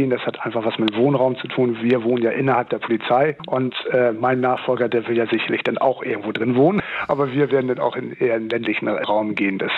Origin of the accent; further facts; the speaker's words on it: Lower Saxony, Germany; ich komme ursprünglich aus dem Stader Land und äh, bin da eben auch richtig ländlich aufgewachsen.